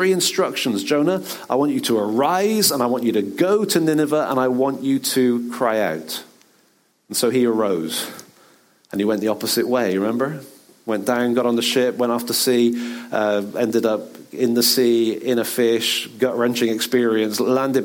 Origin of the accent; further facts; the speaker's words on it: Bristol, South West England, United Kingdom; in the church growing up in Bristol